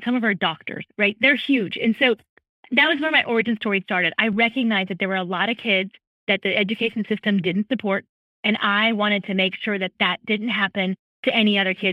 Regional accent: California, United States; now in Charleston, United States; I grew up in California

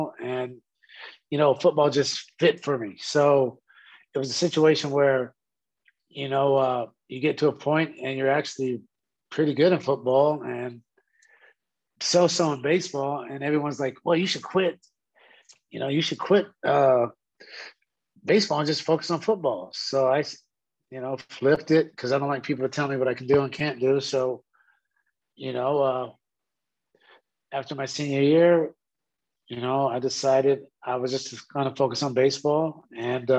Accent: Sacramento, California, United States; growing up in South Sac, playing for the South Sac Jets

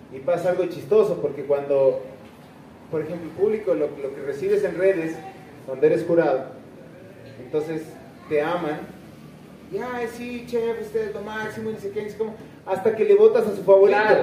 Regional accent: Ecuador; somos Ecuador

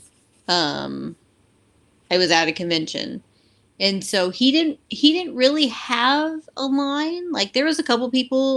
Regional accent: Houston, Texas, United States; now in Austin, United States; I'm originally from the Houston area

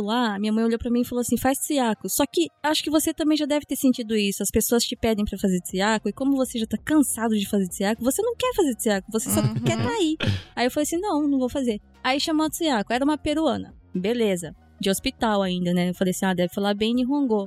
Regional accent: Japan; eu fui criada no Japão. Então eu tô desde os seis anos aqui no Japão

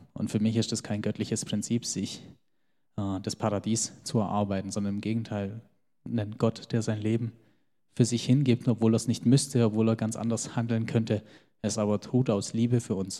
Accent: Geislingen an der Steige, Baden-Württemberg, Germany; also born or lived in Göppingen; meine Eltern kommen aus dem Kosovo und ich bin aber in Geislingen geboren und groß geworden

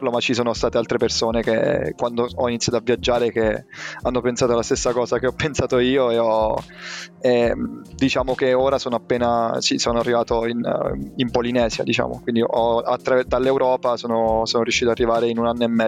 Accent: Teramo, Abruzzo, Italy; sono di Teramo, sono abruzzese

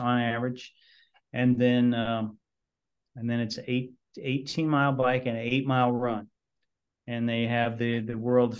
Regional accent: San Francisco, California, United States; born there; I took my dad with me because I was born in San Francisco.

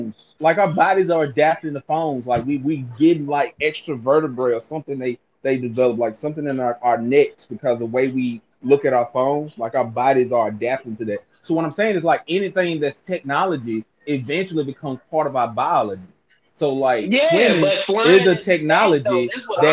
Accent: United States; I grew up in Choctaw County

